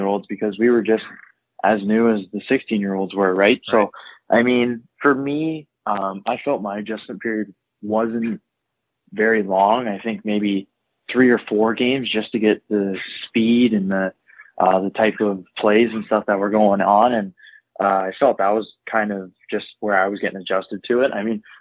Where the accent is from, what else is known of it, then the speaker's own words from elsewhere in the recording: Toronto, Ontario, Canada; I grew up in Toronto, Ontario, specifically the North York area